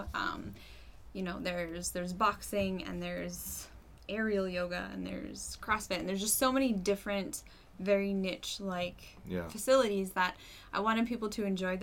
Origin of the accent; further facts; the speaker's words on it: Massachusetts, United States; moved away as an adult; now in Manchester, United States; I am actually from Massachusetts. I moved up here a few years ago